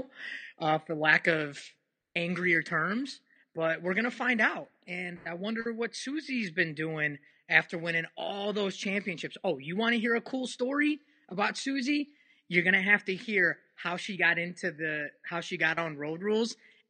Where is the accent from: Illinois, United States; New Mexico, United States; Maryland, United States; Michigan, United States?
Illinois, United States; Chicago; I'm from Chicago